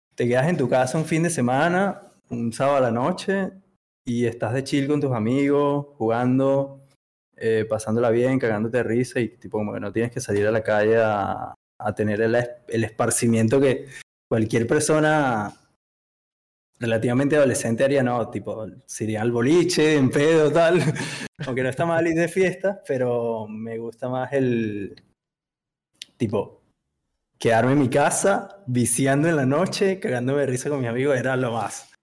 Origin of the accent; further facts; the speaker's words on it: Venezuela; moved away as an adult; now in Buenos Aires, Argentina; soy de venezolano. Eh, me vine a Buenos Aires hace como cinco años aproximadamente